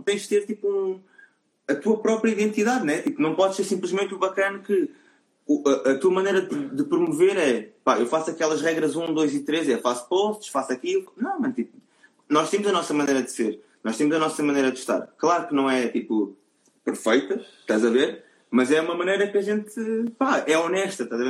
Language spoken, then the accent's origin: Portuguese; Almada, Setúbal, Portugal; Eu sou da Almada